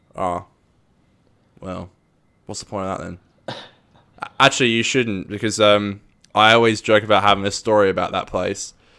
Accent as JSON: {"language": "English", "country": "Australia", "said": "we are from around down under"}